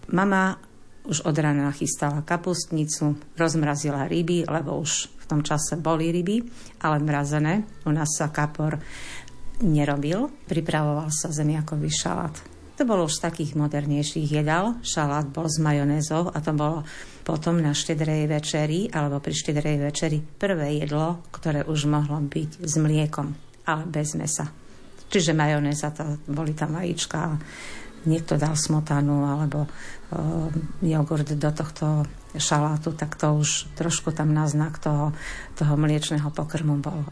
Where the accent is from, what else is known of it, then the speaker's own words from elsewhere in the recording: Kojšov, Košice Region, Slovakia; pochádzam z Kojšova. Bývam v Kojšova, som rodáčka z Kojšova.